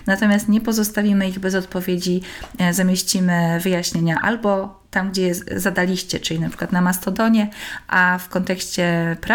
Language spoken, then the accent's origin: Polish; Kraków, Lesser Poland, Poland; I pani powiedziała, że w Warszawie, ale jestem z Krakowa.